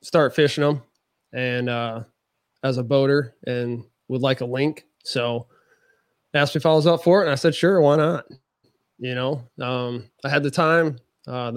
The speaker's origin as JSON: {"language": "English", "region": "Michigan", "country": "United States", "tie": "born or raised there", "moved": "yes", "lives_now": "Siler City, United States", "said": "Even though I grew up in Michigan"}